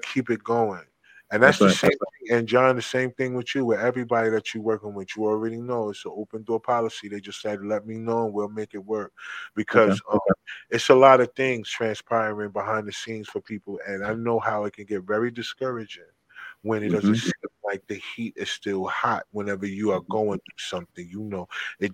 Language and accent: English; New Jersey, United States; I'm from Jersey.